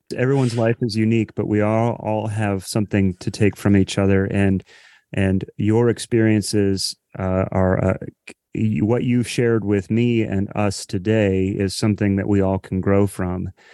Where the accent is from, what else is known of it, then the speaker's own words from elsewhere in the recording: Columbus, Ohio, United States; I grew up in Columbus, Ohio.